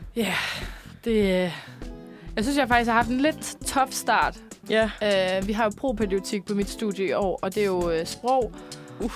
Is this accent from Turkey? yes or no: no; Copenhagen, Capital Region of Denmark, Denmark; mit barndomshjem. Min, øh, min mor og far i sin tid, de boede inde, på, øh, inde, øh, sådan, inde ved, på Vesterbro